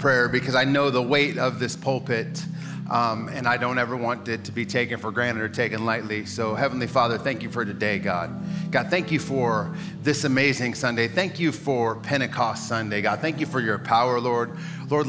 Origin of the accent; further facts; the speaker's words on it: Midwest, United States; now in San Diego, United States; I'm from the Midwest, and so like, Tornado Alley